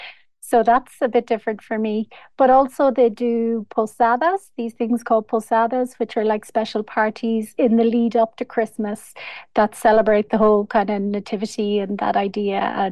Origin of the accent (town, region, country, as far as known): County Mayo, Connacht, Ireland; born or raised there; moved away as an adult; now in Oaxaca, Mexico